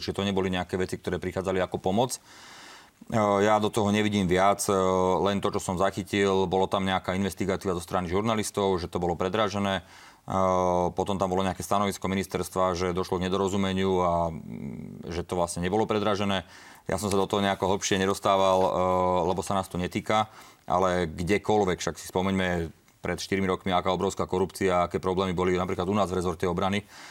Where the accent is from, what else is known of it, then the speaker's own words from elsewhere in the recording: Slovakia; v našej krajine, na Slovensku